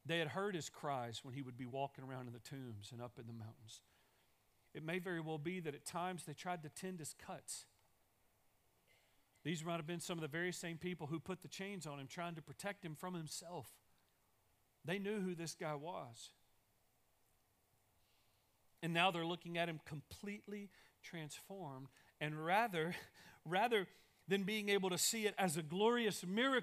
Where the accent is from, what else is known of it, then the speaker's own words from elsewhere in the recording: East Texas, United States; now in Longview, United States; I'm from East Texas, and when we moved back to Longview